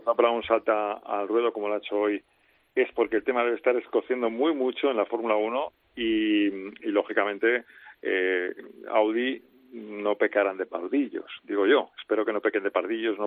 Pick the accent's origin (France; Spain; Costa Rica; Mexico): Spain; los españoles somos eh, fanboys de Fernando Alonso